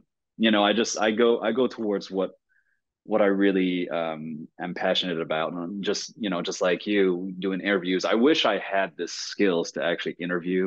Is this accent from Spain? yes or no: no; Quebec, Canada; first language French; English is a second language; moved away as an adult; also born or lived in New York; I'm French. I'm French Canadian